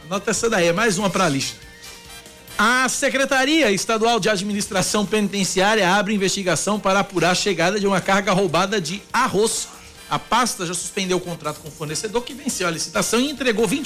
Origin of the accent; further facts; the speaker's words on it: Recife, Pernambuco, Brazil; now in João Pessoa, Brazil; Sim, sou natural de Recife. Nasci no Hospital São Marcos, no longínquo 10 de agosto de 1978.